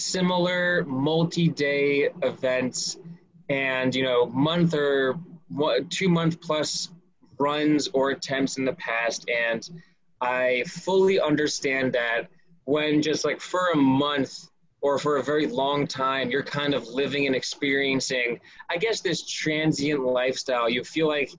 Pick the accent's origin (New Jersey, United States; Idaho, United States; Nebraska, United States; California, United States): New Jersey, United States; Scotch Plains; I'm born and raised in Scotch Plains, New Jersey